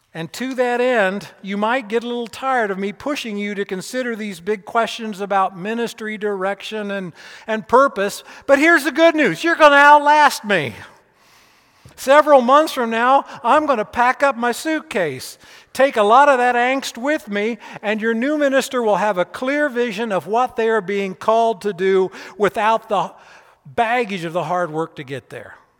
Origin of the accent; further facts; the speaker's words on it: Keokuk, Iowa, United States; moved away as an adult; also born or lived in Peoria, Illinois / Lexington, Kentucky; I was born in Peoria, Illinois, but I was raised in Keokuk, Iowa.